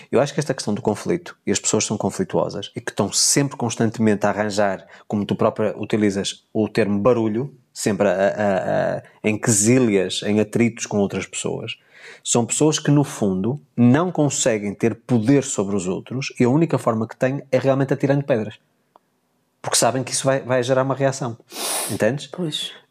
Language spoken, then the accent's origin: Portuguese; Porto, Porto District, Portugal; born there; Sou simpatizante pelo clube onde eu nasci, do Futebol Clube Porto.